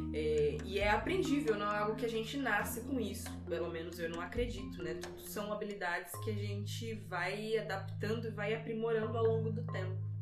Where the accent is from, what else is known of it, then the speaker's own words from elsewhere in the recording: Vilhena, Rondônia, Brazil; Eu sou natural de Vilhena, interior de Rondônia. Todo o meu olhar que eu tenho para o mundo, ele é investido é, dessa minha vivência toda no interior de Rondônia